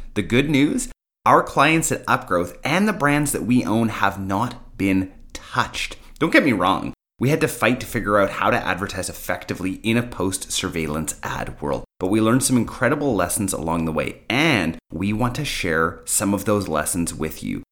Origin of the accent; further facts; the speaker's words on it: Canada; I am actually Canadian